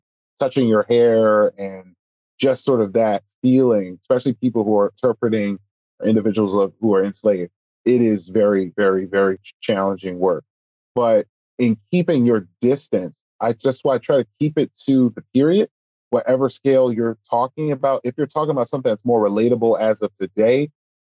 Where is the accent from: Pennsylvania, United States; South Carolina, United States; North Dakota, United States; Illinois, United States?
Pennsylvania, United States; Philadelphia; me growing up in Philadelphia